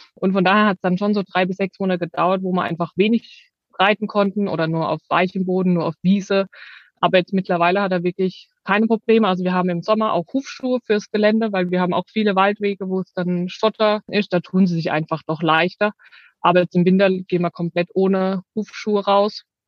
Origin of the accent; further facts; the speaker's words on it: Rhineland-Palatinate, Germany; wir kommen aus der Südpfalz